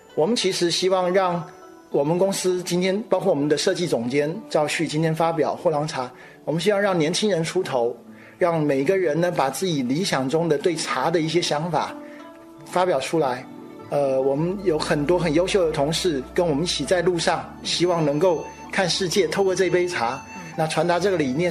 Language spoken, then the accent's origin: Chinese; Taiwan; 来自台湾的新鲜名堂堂主